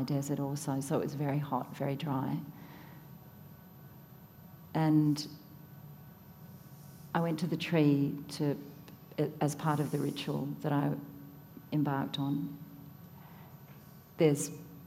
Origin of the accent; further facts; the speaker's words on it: Tasmania, Australia; I grew up in Tasmania